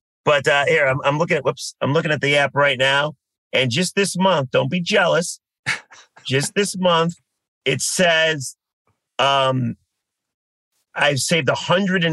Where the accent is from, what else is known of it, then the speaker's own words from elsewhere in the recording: Detroit, Michigan, United States; I'm from Detroit